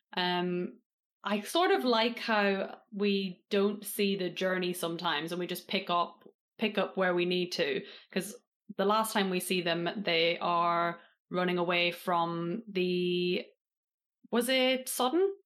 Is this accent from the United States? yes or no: no; Northern Ireland, United Kingdom; now in England; I live in England now, but I was raised in Northern Ireland